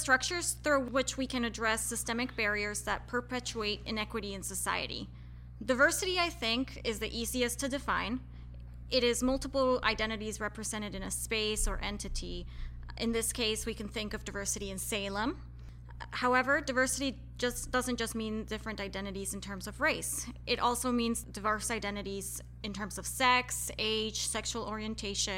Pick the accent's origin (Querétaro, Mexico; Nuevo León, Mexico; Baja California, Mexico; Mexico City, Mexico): Querétaro, Mexico; moved away; also born or lived in Colorado; I am originally from Querétaro in Mexico, which is where I grew up